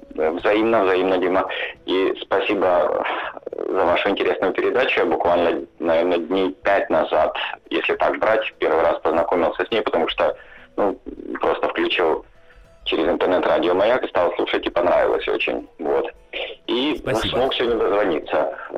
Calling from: Helsinki, Uusimaa, Finland; Хотя я сейчас я говорю да. из Хельсинки

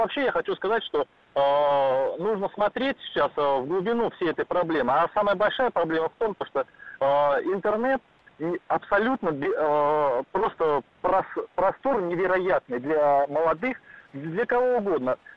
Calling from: Saint Petersburg, Russia; я из Санкт-Петербурга, я военнослужащий.

